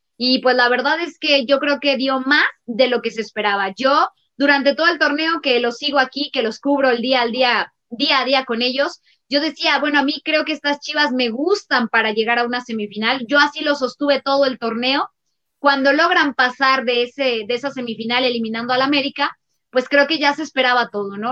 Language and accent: Spanish; Mexico; como mexicana me incluyo ahí